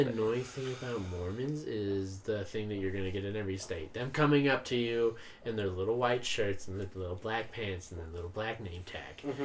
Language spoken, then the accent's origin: English; Utah, United States; I'm from Utah